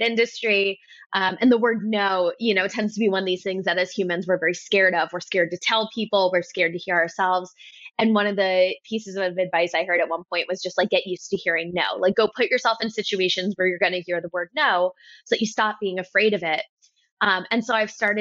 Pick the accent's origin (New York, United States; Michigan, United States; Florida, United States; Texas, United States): New York, United States; I'm from New York